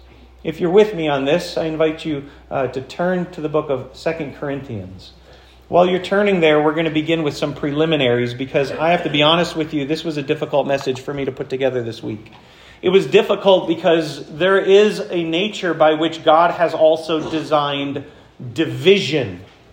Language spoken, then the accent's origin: English; Florence, United States; I learned this as a kid growing up in Florence, watching a guy who you may know his name, Joe Kriegel.